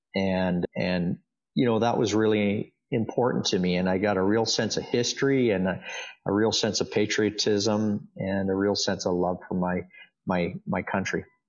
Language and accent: English; Dundas, Ontario, Canada; also born or lived in Hamilton; I was born in Hamilton and and raised in a town called Dundas